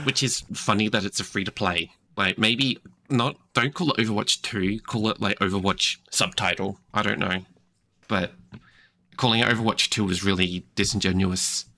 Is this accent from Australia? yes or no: yes; Australia; I'm from Australia